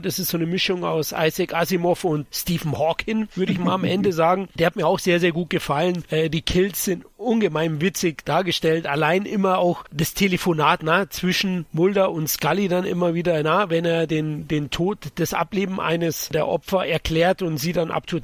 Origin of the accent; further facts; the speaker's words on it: Bavaria, Germany; als Bayer